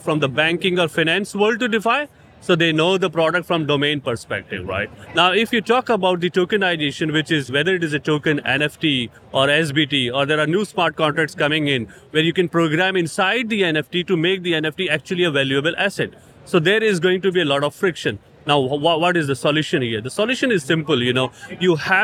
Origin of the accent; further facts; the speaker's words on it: India; India, I'm from India